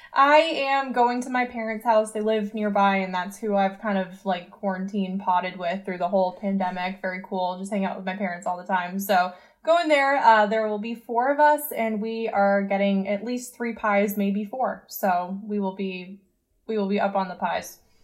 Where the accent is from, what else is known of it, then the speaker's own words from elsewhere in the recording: New England, United States; my fellow New Englanders